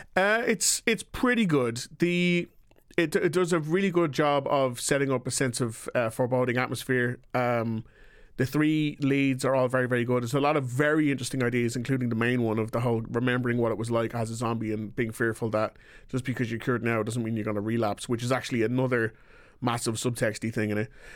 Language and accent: English; Ireland; I am from Ireland